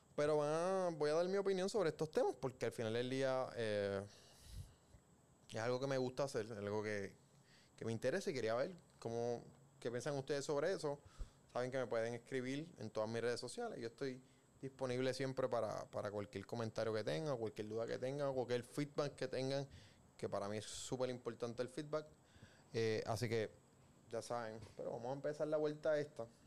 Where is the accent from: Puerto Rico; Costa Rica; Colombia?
Puerto Rico